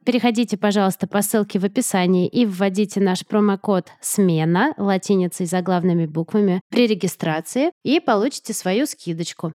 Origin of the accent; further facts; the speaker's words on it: Moscow, Russia; moved away as an adult; now in United States; моим домом, в том смысле, в каком была Москва